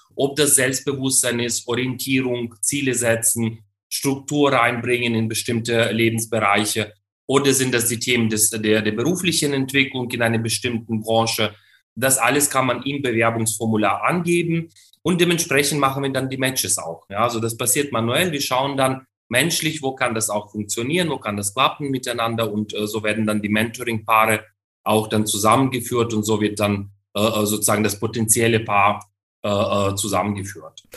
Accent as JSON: {"language": "German", "country": "Ukraine", "moved": "yes", "said": "in der Ukraine, in, meine, in meinem Heimatland"}